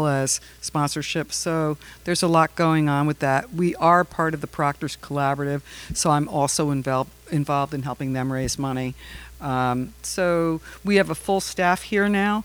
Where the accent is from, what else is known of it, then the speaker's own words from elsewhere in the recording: Fishkill, New York, United States; moved away as an adult; now in Saratoga Springs, United States; I grew up down in the Hudson Valley in Fishkill, New York